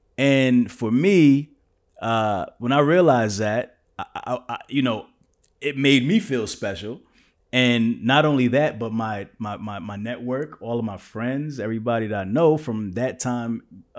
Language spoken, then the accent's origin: English; Kansas, United States; Like, I came from Kansas. I didn't know nothing about trucking, right?